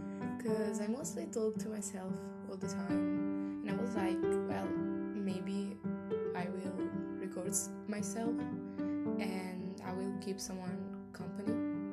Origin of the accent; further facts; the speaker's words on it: Italy; I'm a person from Italy. I'm 20 years old.